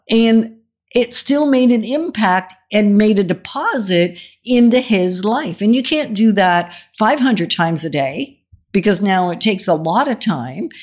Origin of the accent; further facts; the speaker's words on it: Denmark; moved away; we're originally from Denmark